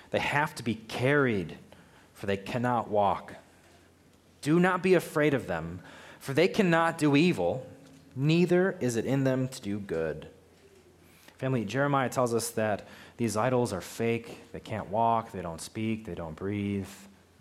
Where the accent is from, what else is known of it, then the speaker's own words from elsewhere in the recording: United States; I'm an American living in America